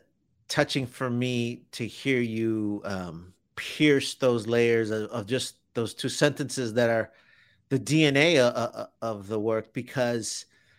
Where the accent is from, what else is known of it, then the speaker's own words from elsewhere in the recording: Chicago, Illinois, United States; moved away as an adult; now in Houston, United States; when I was growing up in Chicago, I never thought I'd leave Chicago.